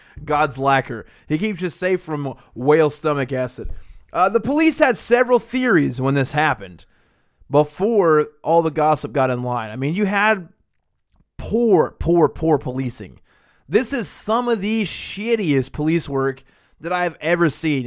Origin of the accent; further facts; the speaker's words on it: the South, United States; just being a Southerner